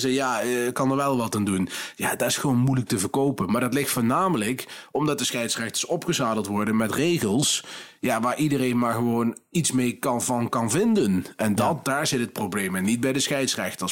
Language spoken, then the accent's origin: Dutch; Nijmegen, Gelderland, Netherlands; ik kom gewoon uit Nijmegen, mensen. Het is geen Brabants wat ik praat.